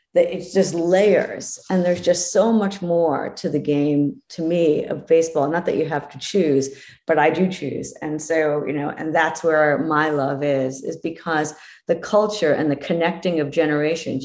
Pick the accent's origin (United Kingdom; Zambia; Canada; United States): United States; East Coast; now in West Coast, United States; I'm from the East Coast